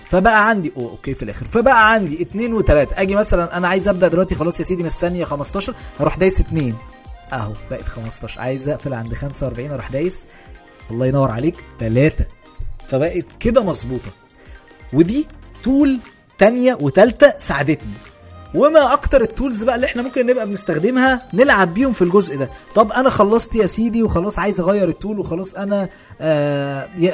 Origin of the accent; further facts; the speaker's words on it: Egypt; احنا كعرب وبالاخص كمصريين